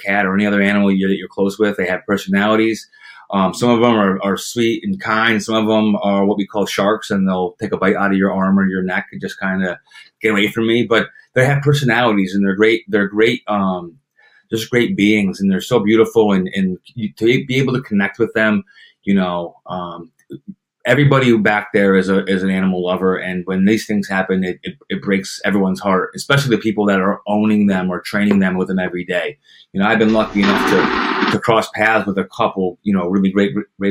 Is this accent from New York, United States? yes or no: yes; Saratoga Springs, New York, United States; growing up in Saratoga, being a part of the track for as long as I have